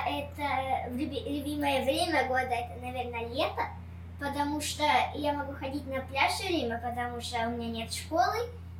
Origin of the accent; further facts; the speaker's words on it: Miami, Florida, United States; also born or lived in Ukraine; I'm from Miami, and I love living here because I get to grow up right by the beach.